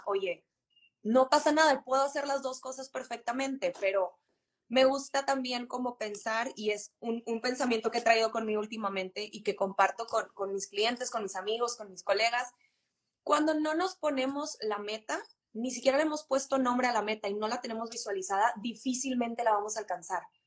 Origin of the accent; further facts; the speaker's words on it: Monterrey, Nuevo León, Mexico; de Monterrey, 100% regia